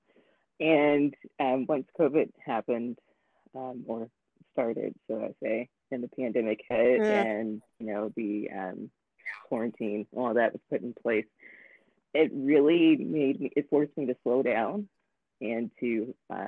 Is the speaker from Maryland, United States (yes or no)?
no; Newport News, Virginia, United States; now in Louisville, United States; I was born in Virginia, and so where I was baptized is in Newport News, Virginia